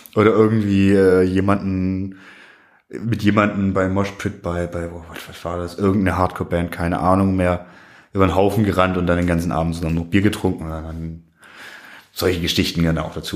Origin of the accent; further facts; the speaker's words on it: Swabia, Baden-Württemberg, Germany; ich bin aus dem Schwabeländle